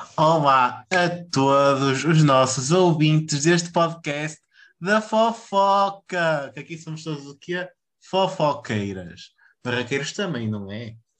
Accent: Pinheiros, Portugal; a minha terrinha

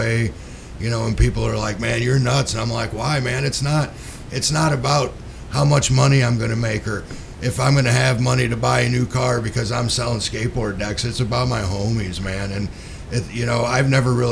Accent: Chicago, Illinois, United States; I grew up in Chicago, so I'm not from here.

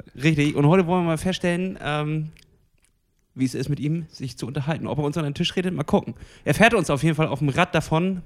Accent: Germany; bei uns in Deutschland

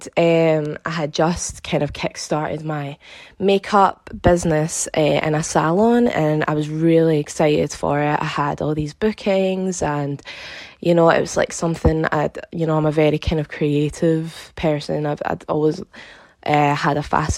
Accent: Glasgow, Scotland, United Kingdom; I'm from Glasgow in Scotland.

